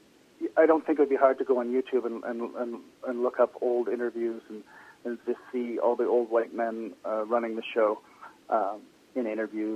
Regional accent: Toronto, Ontario, Canada; moved away; also born or lived in British Columbia; I'm from Toronto

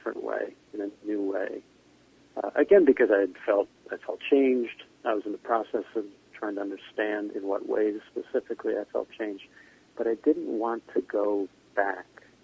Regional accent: Scarsdale, New York, United States; accent: New York; also born or lived in Ireland; I grew up in a town, a suburb of New York called Scarsdale, New York

